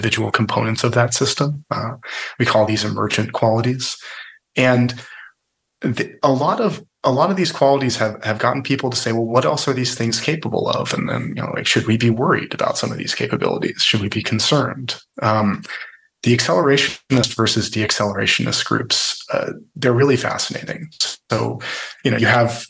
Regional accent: the Bay Area, California, United States; I'm originally from the Bay Area

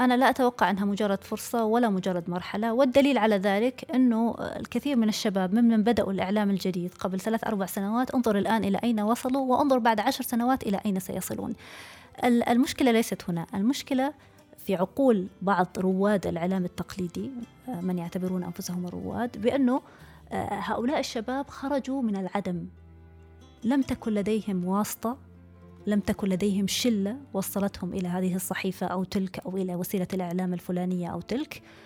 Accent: Saudi Arabia; moved away as an adult; also born or lived in Oman / Kuwait; now in Paris, France; أنا كامرأة سعودية

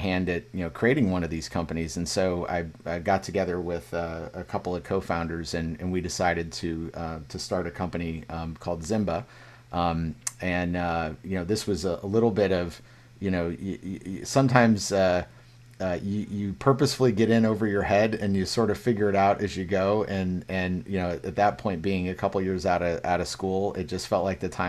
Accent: Illinois, United States; moved away as an adult; also born or lived in California; I was from Illinois

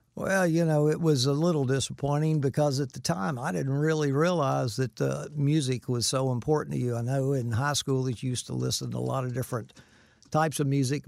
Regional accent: Winter Haven, Florida, United States; also born or lived in Sikeston, Missouri / Vero Beach, Florida; we moved to Winter Haven when I was just a year old, so I don't remember much about Sikeston, Missouri, but, um, all my life I've lived in, in Florida at Winter Haven and Vero Beach

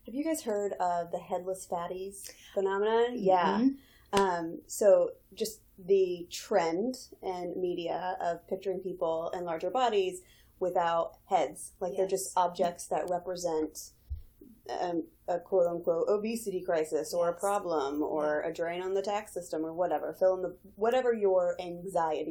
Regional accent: the South, United States; growing up in the South

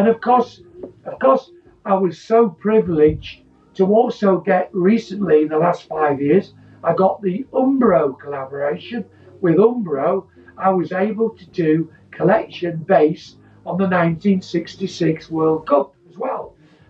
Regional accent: Scunthorpe, Yorkshire and the Humber, United Kingdom; born there; So I was born in Scunthorpe. I wanted to play for Scunthorpe United.

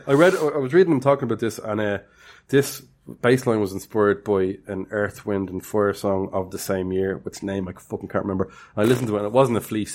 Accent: Ireland; I'm Irish

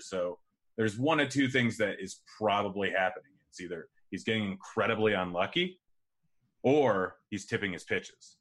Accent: Pacific Northwest, United States; I grew up saying pop my entire life, and I'm from the Pacific Northwest.

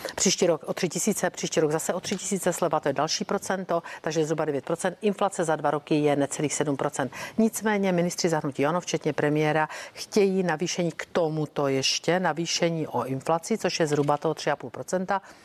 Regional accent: South Moravian Region, Czechia; u nás na Jižní Moravě

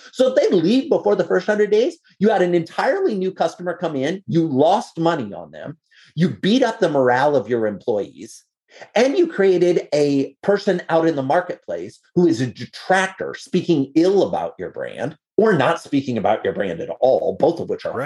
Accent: Iowa, United States; I'm a farm kid. I grew up in Iowa

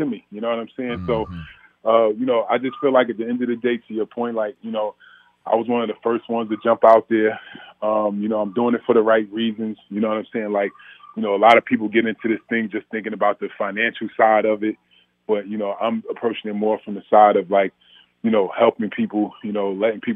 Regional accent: Orange, New Jersey, United States; I'm from Orange, New Jersey, and the war on drugs was real

